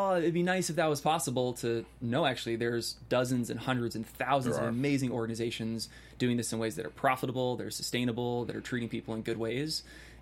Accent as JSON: {"language": "English", "area": "Bay Area", "region": "California", "country": "United States", "tie": "born or raised there", "said": "I grew up in the Bay Area. I grew up in a nice suburb."}